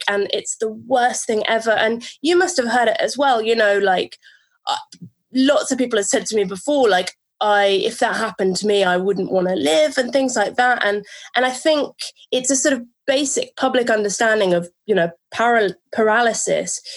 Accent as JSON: {"language": "English", "region": "London", "country": "United Kingdom", "tie": "born or raised there", "said": "I grew up in London."}